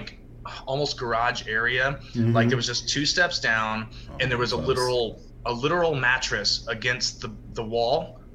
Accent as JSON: {"language": "English", "region": "Texas", "country": "United States", "tie": "born or raised there", "also_born_or_lived": "Utah", "said": "I'm like born and raised in Texas, except for a random 3 years that I lived in Utah"}